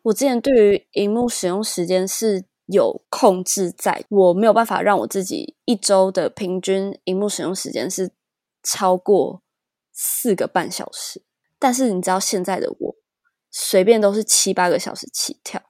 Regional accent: Taiwan; 从小在台湾就是填鸭式教育嘛

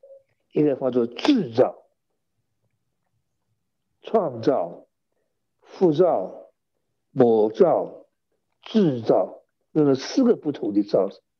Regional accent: China; 我们中国人的算法是有早晨有晚上

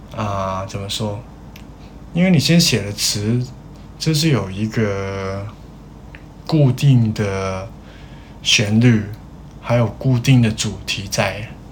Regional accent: Hong Kong; 我是香港人

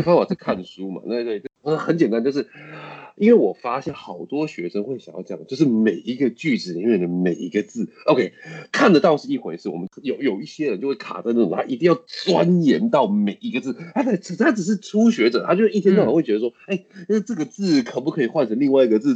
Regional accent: Taiwan; 就像我们台湾口音一样的道理啊，我跟你的口音，中文的口音也不一样啊

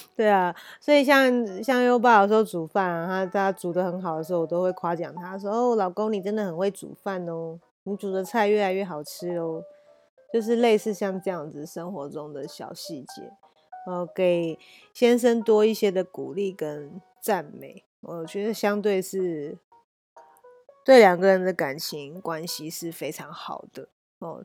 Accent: Taiwan; 我们台湾人很爱算命

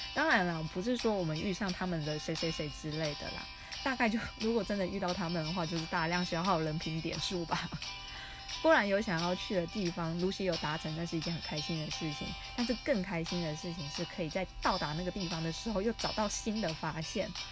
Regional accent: Taiwan; 我来自于台湾

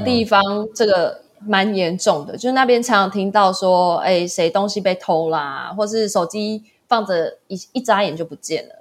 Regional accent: Taiwan; 因为我嗯。是台湾人

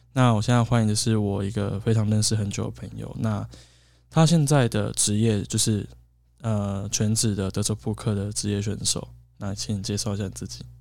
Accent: Kaohsiung, Taiwan; 我跟他，我们都是高雄人

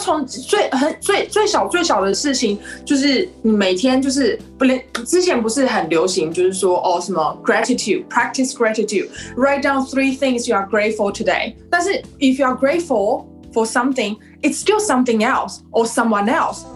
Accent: Taipei, Taiwan; moved away as an adult; now in Melbourne, Australia; 我是来自台湾，台北，嗯，you know，台北，特别是富有，富有音乐出身的，OK。我只是现在定居在，在墨尔本而已，所以我还是台湾人

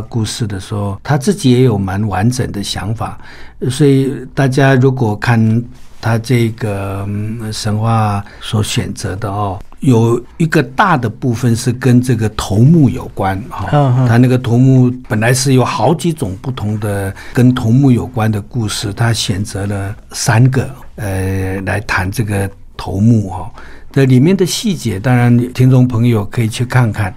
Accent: Taiwan; 我们卑南族，我的部落的

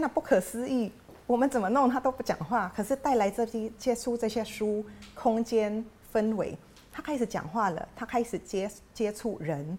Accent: Philippines; now in Taiwan; 我自己是菲律宾长大嘛，嗯。那菲律宾是一个天主教的国家，所以我从小念的学校就是天主教跟基督教的学校

